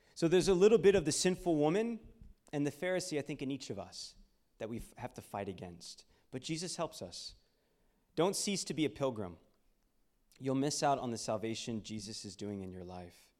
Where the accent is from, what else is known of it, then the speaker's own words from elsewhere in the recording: Houston, Texas, United States; I was born and raised in Houston, Texas